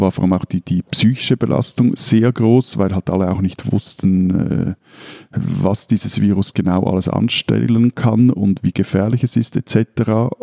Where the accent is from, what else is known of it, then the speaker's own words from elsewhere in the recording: Switzerland; bei uns in der Schweiz